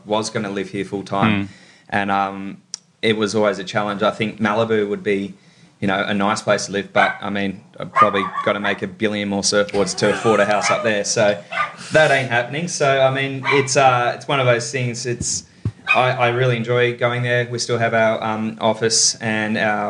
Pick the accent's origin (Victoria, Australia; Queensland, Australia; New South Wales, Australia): New South Wales, Australia; Sydney; also born or lived in Los Angeles, United States; growing up in Sydney.